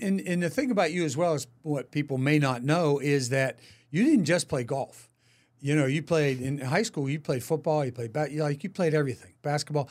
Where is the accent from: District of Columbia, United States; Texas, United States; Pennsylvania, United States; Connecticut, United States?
Pennsylvania, United States; Latrobe; now in Kansas City, United States; I'm f, from Latrobe, Pennsylvania, right up the street from Pittsburgh, my hometown